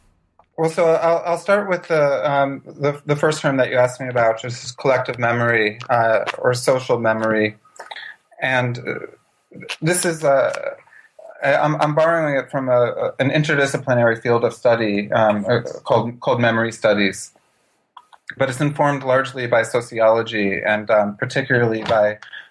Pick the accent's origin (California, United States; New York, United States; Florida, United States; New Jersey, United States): New York, United States; But back to your question about my awareness growing up in New York, I don't think that I had much.